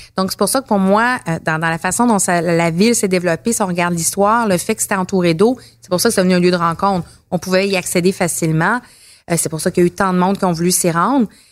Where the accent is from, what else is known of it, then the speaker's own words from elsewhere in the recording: Montreal, Quebec, Canada; j'ai grandi à Montréal